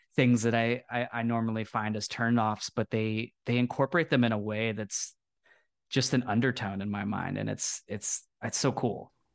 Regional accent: Texas, United States; I come from Texas and I, I grew up playing football

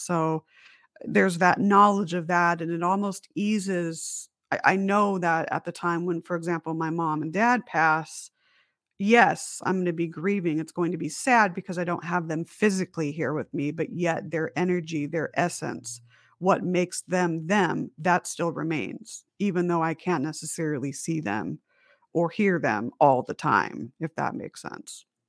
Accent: Las Vegas, Nevada, United States; also born or lived in Huntington Beach, California; I was born in Huntington Beach, California, and then my mom and dad and I moved to Las Vegas, and so it was our house in Las Vegas

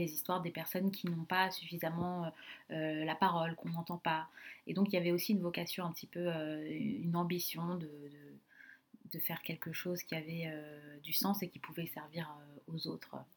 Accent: Sarcelles, Île-de-France, France; j'ai grandi donc à Sarcelles, dans le Val d'Oise

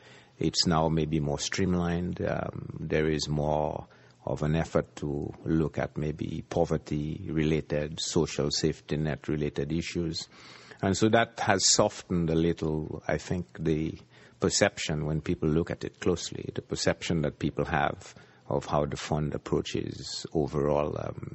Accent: Jamaica; Well, as a kid growing up in the Caribbean, I think we as a people have always, even ingrained in our psyche, believed that the IMF never really helped Jamaica, never really helped the Caribbean out of its woes.

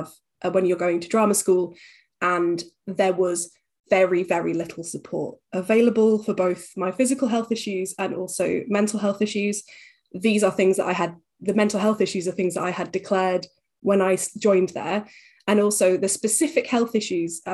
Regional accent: Huddersfield, Yorkshire and the Humber, United Kingdom; moved away as an adult; I'm originally from Huddersfield in West Yorkshire.

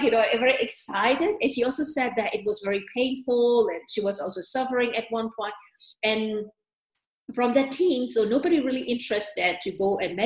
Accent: Myanmar; moved away as an adult; also born or lived in Germany / New York; now in Switzerland; I was born and raised in Myanmar

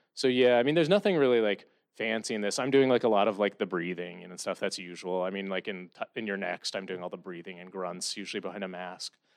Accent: Columbia, Missouri, United States; moved away; growing up in Columbia, Missouri

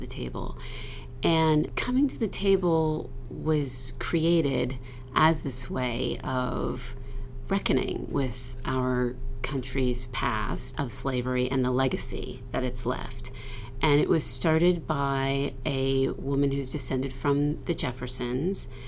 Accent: New Jersey, United States; also born or lived in Morristown, New Jersey; When I was in middle school, we moved from South Jersey to um, Morristown, New Jersey

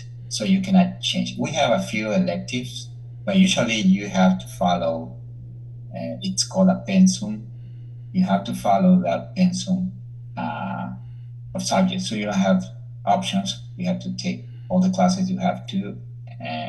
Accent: El Salvador; moved away as an adult; also born or lived in Spain / Florida, United States; now in Indiana, United States; I was born in El Salvador, and I grew up in El Salvador until I finished my undergrad school.

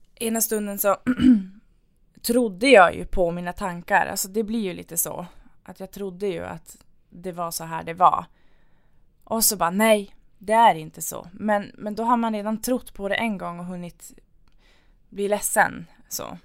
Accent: Luleå, Norrbotten County, Sweden; moved away as an adult; now in Piteå, Sweden; är från Luleå från början

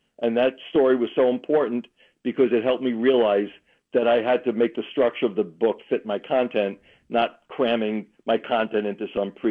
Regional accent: New York, United States; I am from New York

